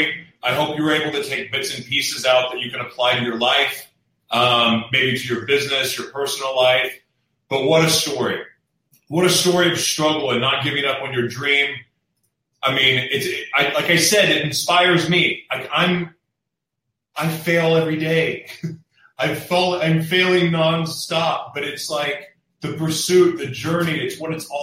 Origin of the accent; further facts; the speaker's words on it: Oklahoma, United States; also born or lived in South Florida; now in San Diego, United States; I'm from Oklahoma, that's where my roots are.